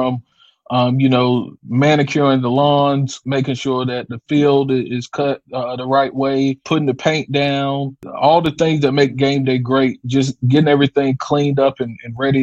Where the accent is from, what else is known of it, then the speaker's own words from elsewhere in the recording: North Carolina, United States; moved away as an adult; also born or lived in Delaware / Alabama; now in Jackson, United States; I'm originally from North Carolina, so I'm coming to Jackson by way of transplant